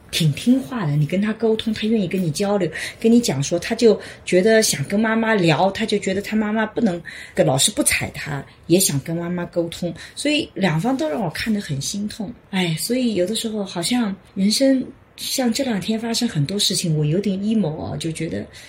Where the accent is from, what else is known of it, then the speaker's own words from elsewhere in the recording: China; 我们中国人以前都有首相一年嘛